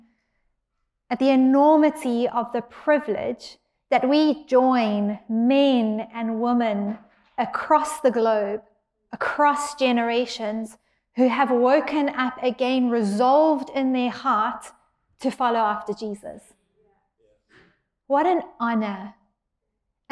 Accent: South Africa; now in San Diego, United States; I'm from South Africa, but can we say that I'm also from San Diego?

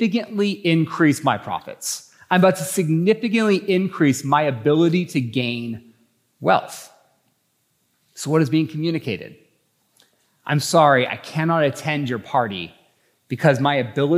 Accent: Idaho, United States; I think I'm from Idaho

